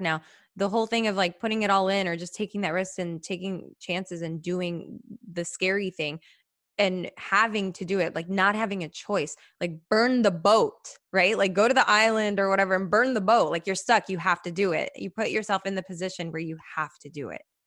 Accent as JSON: {"language": "English", "town": "Chicago", "region": "Illinois", "country": "United States", "tie": "born or raised there", "said": "I'm from Chicago, by the way, originally born"}